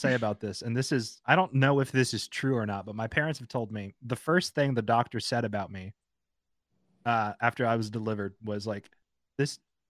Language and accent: English; Texas, United States; so I'm Southern. I'm from Texas, born and raised.